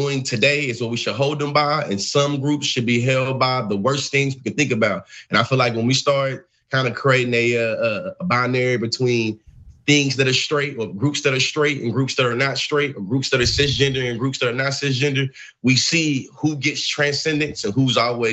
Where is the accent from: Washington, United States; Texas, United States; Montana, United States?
Texas, United States; Bryan; I grew up in Bryan, Texas. I grew up in Bryan College Station, Texas